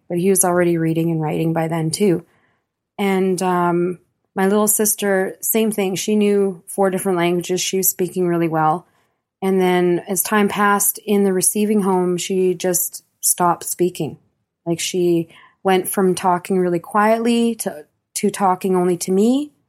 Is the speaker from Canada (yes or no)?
yes; Yellowknife, Northwest Territories, Canada; born there; I was born in Yellowknife, Northwest Territories, okay, in 1976. And my family come from a long line of trappers.